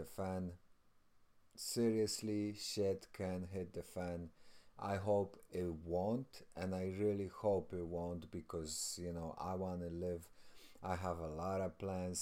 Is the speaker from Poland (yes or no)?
yes; Poland; I'm from Poland